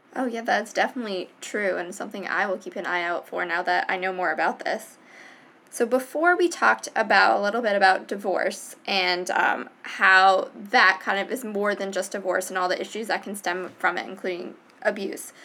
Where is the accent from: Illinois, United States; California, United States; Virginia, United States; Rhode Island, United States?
Rhode Island, United States; Providence; I am from Providence